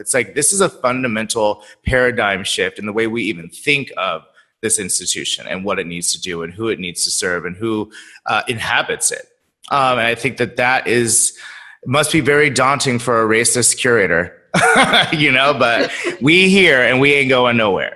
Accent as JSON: {"language": "English", "town": "Sacramento", "region": "California", "country": "United States", "said": "I'm from Sacramento. My mother was the first black curator of the, or not curator, docent of the museum"}